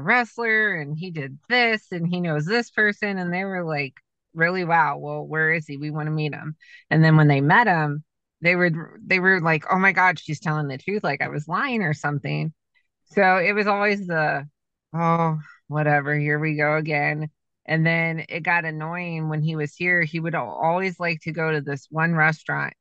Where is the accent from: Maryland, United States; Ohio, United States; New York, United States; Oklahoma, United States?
Ohio, United States; Canton; I'm from Canton.